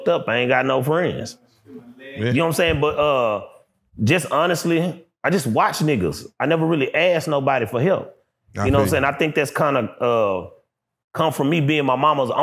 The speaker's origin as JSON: {"language": "English", "town": "Dallas", "region": "Texas", "country": "United States", "said": "I'm from West Dallas"}